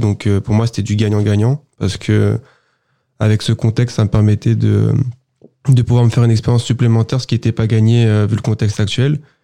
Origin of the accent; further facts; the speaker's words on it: Sartrouville, Île-de-France, France; beaucoup viennent du quartier là où j'ai grandi